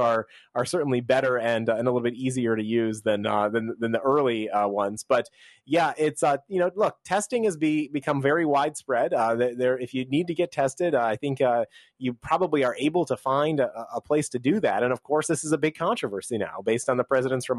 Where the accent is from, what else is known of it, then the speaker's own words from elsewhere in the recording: New York, United States; My home state, where I was born, New York